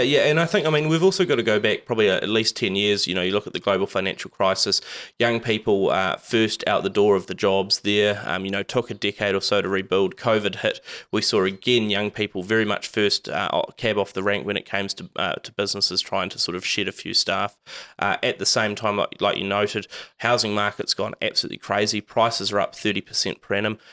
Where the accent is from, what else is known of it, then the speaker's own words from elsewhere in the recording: Whangarei, Northland, New Zealand; I come from Whangarei